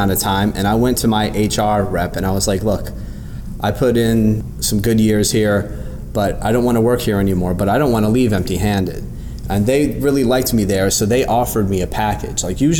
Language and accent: English; New York, United States; Growing up in New York, I've watched the homeless population explode, especially over the recent years.